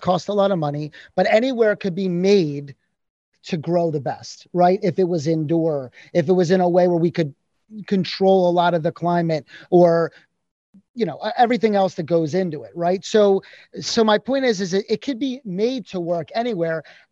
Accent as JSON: {"language": "English", "region": "Pennsylvania", "country": "United States", "also_born_or_lived": "New York", "moved": "yes", "lives_now": "Florida, United States", "said": "I'm from Pennsylvania originally"}